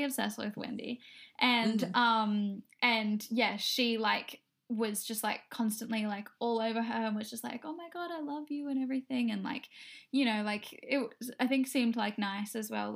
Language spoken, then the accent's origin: English; Noosa, Queensland, Australia; also born or lived in Bali; we grew up together in Noosa